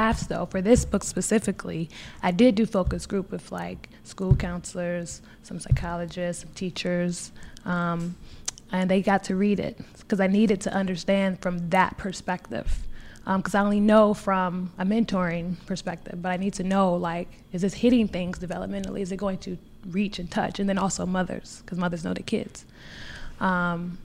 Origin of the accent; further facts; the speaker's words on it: St. Louis, Missouri, United States; also born or lived in Washington, D.C.; I'm from St. Louis